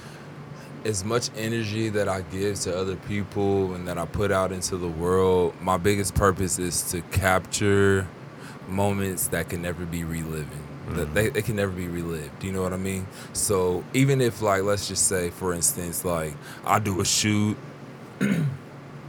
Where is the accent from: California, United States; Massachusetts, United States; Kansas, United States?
Kansas, United States; Wichita; I was raised on Wabash, 21st and Grove, you know what I'm saying, around, you know, on the north side of Wichita